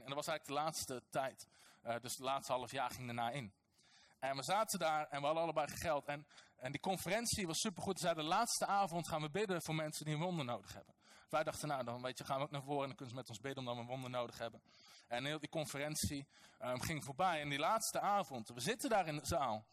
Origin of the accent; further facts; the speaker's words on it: North Brabant, Netherlands; Als nuchtere Nederlander, als Brabander